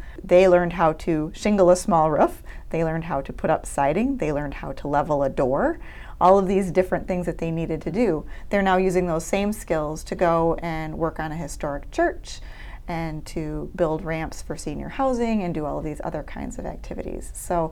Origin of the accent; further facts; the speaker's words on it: Clarkston, Michigan, United States; I was actually born and raised in Clarkston. This is my hometown